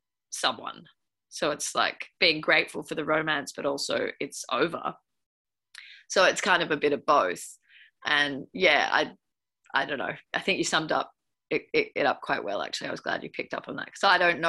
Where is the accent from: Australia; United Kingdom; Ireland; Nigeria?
Australia; Byron Bay, New South Wales; I grew up partly in Byron Bay